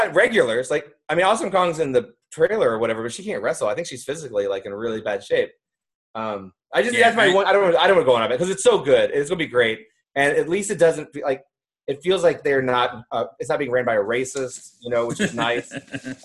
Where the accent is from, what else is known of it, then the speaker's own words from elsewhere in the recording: Southern Indiana, United States; I, of course, am from Southern Indiana.